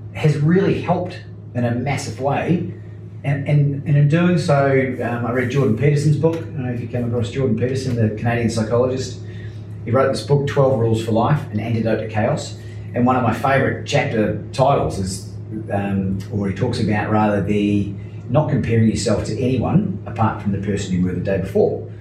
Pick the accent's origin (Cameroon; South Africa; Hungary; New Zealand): New Zealand; being a New Zealander